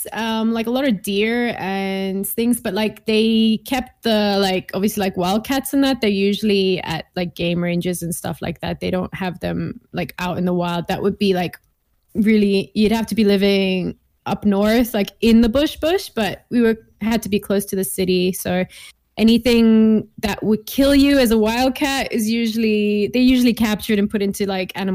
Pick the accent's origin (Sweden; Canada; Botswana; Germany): Botswana; Gaborone; moved away as an adult; also born or lived in England / Cape Town, South Africa; now in Switzerland; It was actually like right above South Africa, Botswana, Gaborone. Yeah, okay. That's where I grew up.